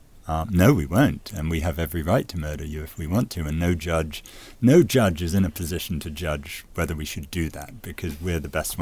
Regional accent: United States; it applies to me as an American

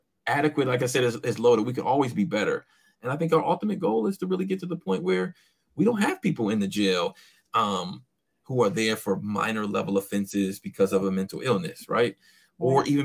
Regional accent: Inkster, Michigan, United States; also born or lived in Taylor, Michigan; growing up in Inkster, primarily African-American community with a white mother

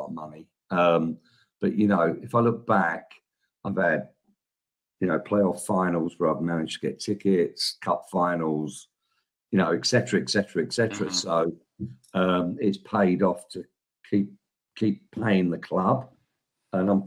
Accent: London, United Kingdom; moved away as an adult; also born or lived in Downham; now in China; I'm a Southeast London boy through and through

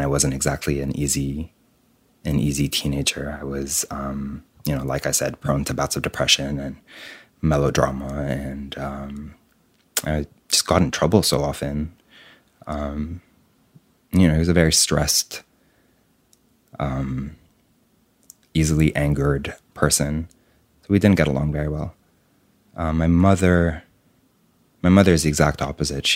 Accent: Beirut, Beirut Governorate, Lebanon; Beirut, born and raised

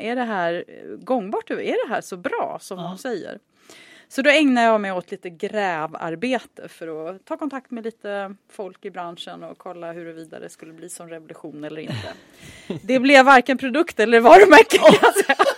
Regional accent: Sweden; moved away as an adult; also born or lived in Chicago; jag var svensk

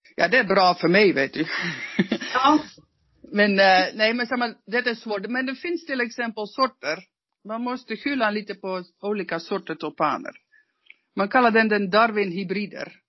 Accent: Netherlands; Swedish is a second language; now in Norrland, Sweden; Som holländare

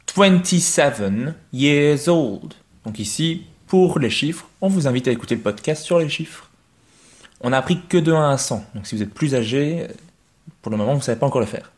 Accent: Belgium; also born or lived in Mons; I come from Belgium. I come from Belgium. I am Belgian

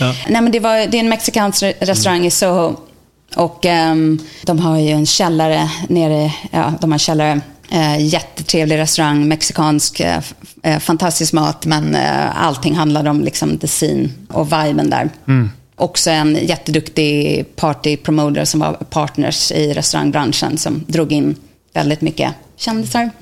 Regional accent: Täby, Stockholm County, Sweden; moved away as an adult; now in New York, United States; jag är från Täby, Stockholm. Flyttade till New York

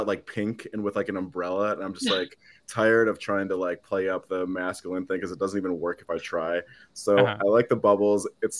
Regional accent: Midwest, United States; I'm from the Midwest

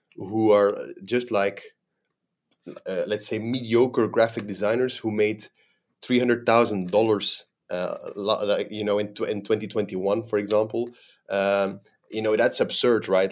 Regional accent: Belgium; moved away as an adult; now in Dubai, United Arab Emirates; I'm a, a, a Belgian national, born and raised in Belgium.

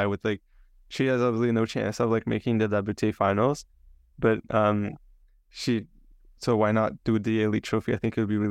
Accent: Canada; I'm Canadian

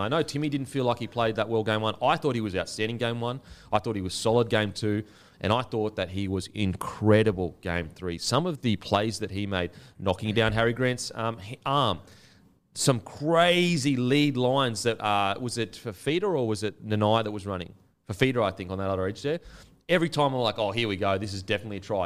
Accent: Queensland, Australia; I'm a Queenslander

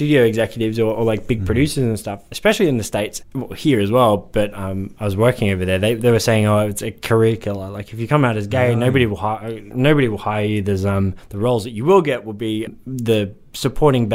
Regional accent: London, United Kingdom; When I grew up in South London in the UK

